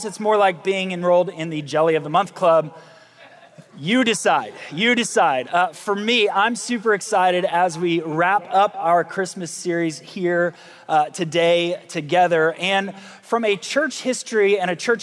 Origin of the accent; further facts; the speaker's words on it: United States; those of us who've been, in the United States, growing up in America